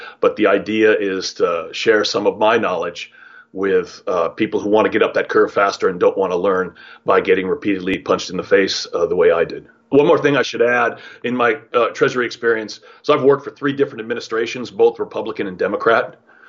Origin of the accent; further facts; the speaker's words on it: California, United States; moved away as an adult; I'm a sixth generation Californian, maybe start with that, very proud, and happy to have been able to come back to my hometown to live.